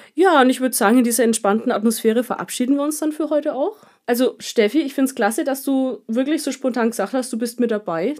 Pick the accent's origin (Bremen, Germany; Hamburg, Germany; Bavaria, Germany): Bavaria, Germany; Kulmbach; bei uns in Kulmbach